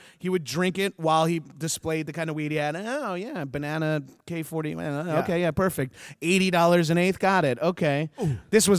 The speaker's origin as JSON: {"language": "English", "area": "Long Island", "region": "New York", "country": "United States", "said": "I'm from Long Island."}